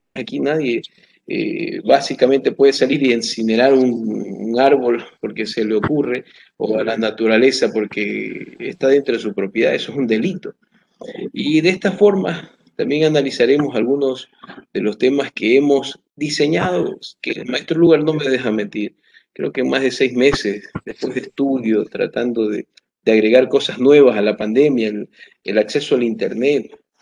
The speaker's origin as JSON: {"language": "Spanish", "country": "Ecuador", "said": "como ecuatorianos"}